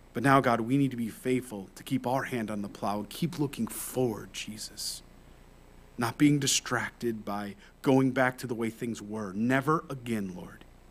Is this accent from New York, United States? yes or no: yes; New York, United States; moved away; I'm from New York originally